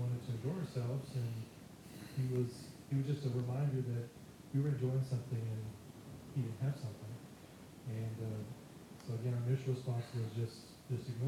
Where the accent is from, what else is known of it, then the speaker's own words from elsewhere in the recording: San Antonio, Texas, United States; we're from San Antonio